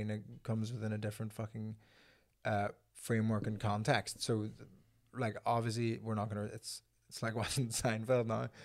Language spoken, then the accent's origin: English; Belfast, Northern Ireland, United Kingdom; I'm from Belfast